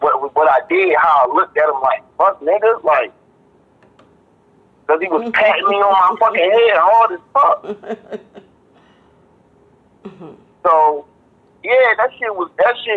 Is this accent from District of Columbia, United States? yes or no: yes; Washington, District of Columbia, United States; That's where I grew up going to in Washington, D.C.